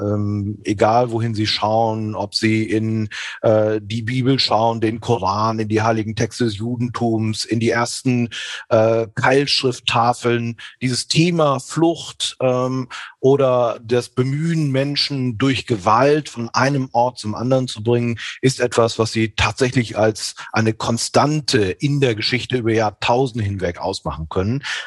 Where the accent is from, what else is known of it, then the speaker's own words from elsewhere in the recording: northwest Germany, Germany; Also ich als echter Norddeutscher aus dem Nordwesten kommt